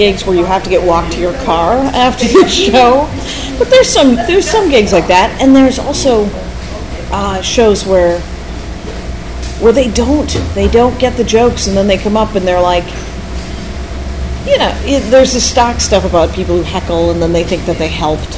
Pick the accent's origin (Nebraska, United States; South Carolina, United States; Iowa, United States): Nebraska, United States; North Platte; moved away; I put a link to my hometown, which is as shitty as any other town in the world.